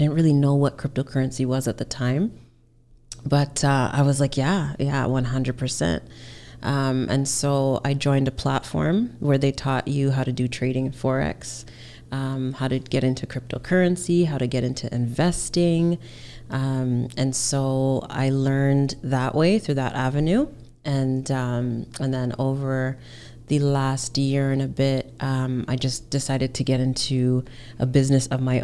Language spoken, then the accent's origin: English; Hamilton, Ontario, Canada; also born or lived in Alberta; now in Toronto, Canada; I grew up in Hamilton, Ontario